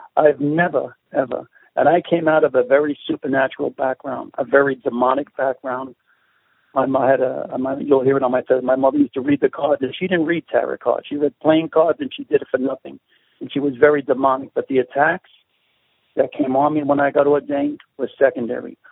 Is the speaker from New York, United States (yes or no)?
yes; New York City, New York, United States; accent: Brooklyn; my accent, I have a Brooklyn colloquialism.